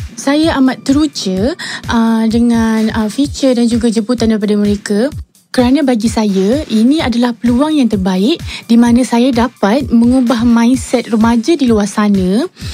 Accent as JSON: {"language": "Malay", "town": "Petaling Jaya", "region": "Selangor", "country": "Malaysia", "said": "saya berasal dari Daman Saradamai Petaling Jaya, Selangor"}